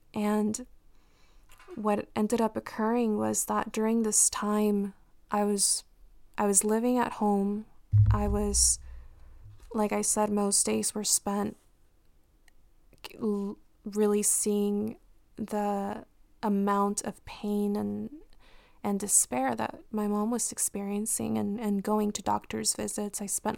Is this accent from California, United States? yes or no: yes; Compton, California, United States; based on the community that I grew up in Compton.